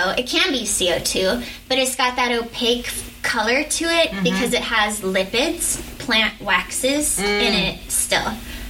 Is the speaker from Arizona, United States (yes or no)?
yes; Arizona, United States; I'm from Arizona.